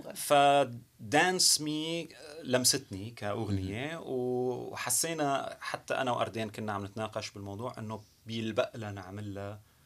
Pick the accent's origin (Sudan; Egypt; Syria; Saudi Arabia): Syria; moved away as an adult; also born or lived in Canada; now in Montreal, Canada; انا كسوري او كمهاجر بشكل عام صرت كندي